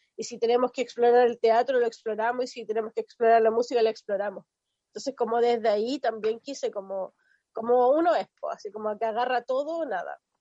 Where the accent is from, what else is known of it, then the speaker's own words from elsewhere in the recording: Chiloé, Los Lagos, Chile; soy de Chiloé, tengo 30 años, ya cambié folio este año, vivo en Castro